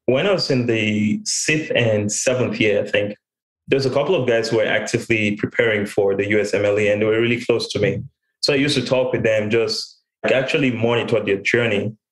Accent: Cameroon; moved away as an adult; also born or lived in Texas; now in United States; I was born and raised in Cameroon

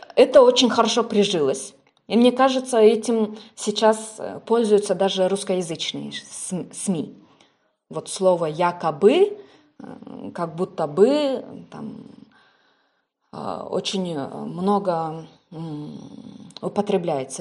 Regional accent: Kyrgyzstan; я как представитель национальности киргиз, скажем так, кыргыз

